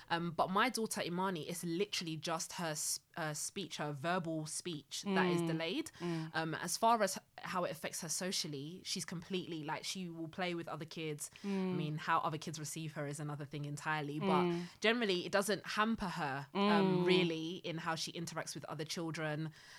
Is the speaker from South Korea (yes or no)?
no; Zimbabwe; moved away; I'm from Zimbabwe.